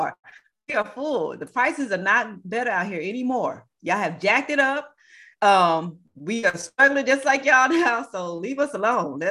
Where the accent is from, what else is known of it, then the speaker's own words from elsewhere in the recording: Texas, United States; I'm born and raised in Texas